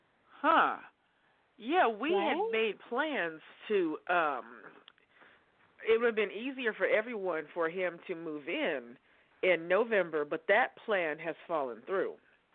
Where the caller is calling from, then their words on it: Oregon, United States; calling you from Oregon.